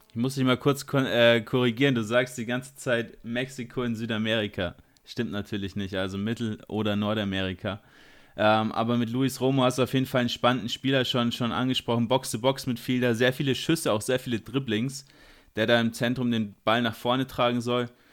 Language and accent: German; Bavaria, Germany; bei uns in Bayern